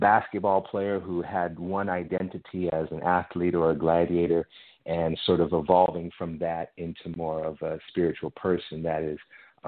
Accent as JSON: {"language": "English", "town": "Los Angeles", "region": "California", "country": "United States", "tie": "born or raised there", "also_born_or_lived": "Israel / Italy / France", "moved": "as an adult", "said": "I grew up in Los Angeles"}